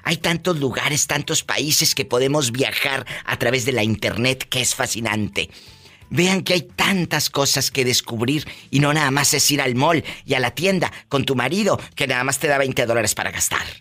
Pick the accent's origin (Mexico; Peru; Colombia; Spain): Mexico; Tabasco; Ahí es de Oaxaca, yo soy de Tabasco.